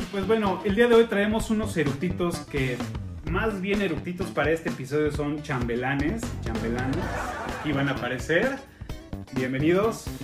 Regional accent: Mexico; Digo, lo conocemos todo el mundo o, o, como mexicanos lo conocemos.

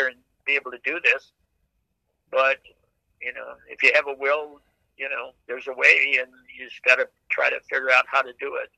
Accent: Fargo, North Dakota, United States; moved away; I grew up in Fargo, North Dakota

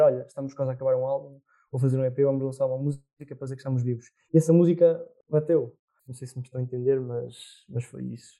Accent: Murça, Norte, Portugal; sou de Mursa, pertenço ao Distrito da Real

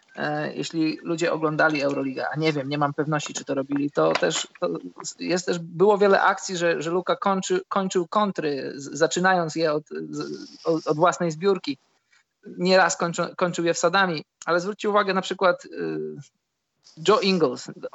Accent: Poland; moved away; jestem z Polski

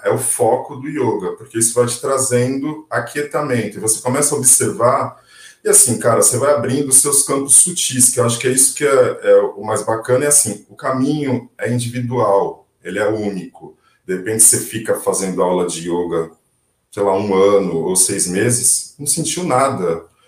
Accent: Brazil; Somos brasileiros

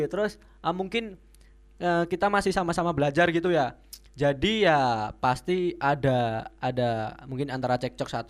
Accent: Java, Indonesia; accent: medok Javanese; Karena medok karena Anda orang Jawa gitu. Karena kita kita orang Jawa. Medok banget.

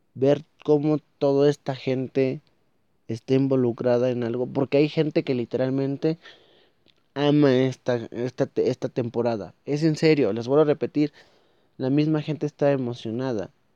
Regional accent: Mexico

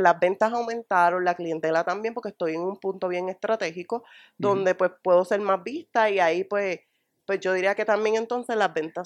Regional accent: Morovis, Puerto Rico; moved away as an adult; also born or lived in Río Piedras, Puerto Rico; pues yo soy natural de Morovi

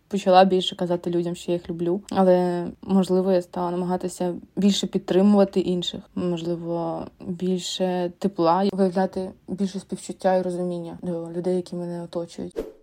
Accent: Ukraine; Ukrainian is a second language; я українка

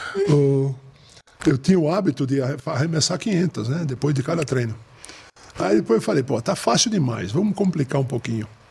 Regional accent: Brasília, Federal District, Brazil; eu sou de Brasília

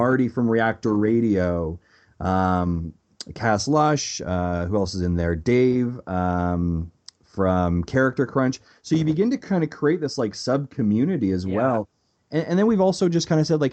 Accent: Canada; as a Canadian, especially growing up watching EP Daily

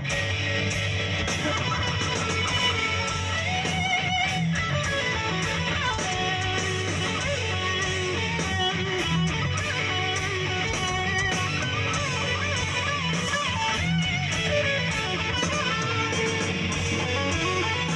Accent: United States

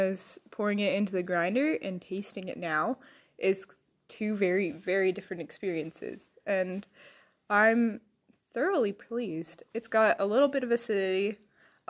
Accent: Ireland; I'm Irish and I can barely do an Irish accent

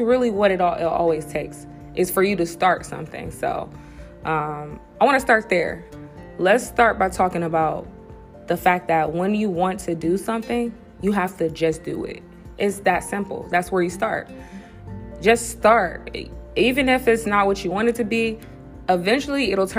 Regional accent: Cleveland, Ohio, United States; moved away as an adult; now in Akron, United States; I grew up in Cleveland, but I've lived in Akron for the past 10 years or so

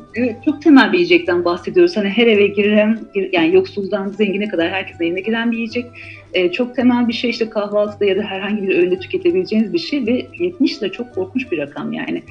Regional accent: Malatya, Turkey; moved away as an adult; also born or lived in Tatvan / Istanbul / Izmir; ben doğuda e, büyüdüm, e, Malatya'da doğdum. Hı hı. aslında Tatvan'da doğmuşum da Malatyalıyız.

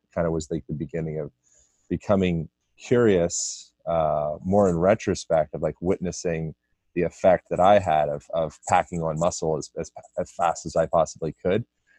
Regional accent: Lancaster, Pennsylvania, United States; born there; I was born in Amish country, Pennsylvania, Lancaster, Pennsylvania.

